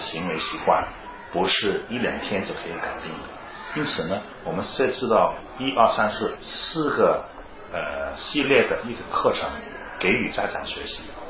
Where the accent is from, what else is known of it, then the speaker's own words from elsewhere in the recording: China; 因为我们是中国人，我们更想看到我们中国的孩子有一个健康成长的空间